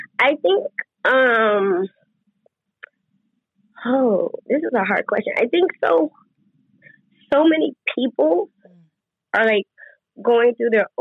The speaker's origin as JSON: {"language": "English", "town": "Las Vegas", "region": "Nevada", "country": "United States", "tie": "born or raised there", "said": "I'm born and raised in Las Vegas"}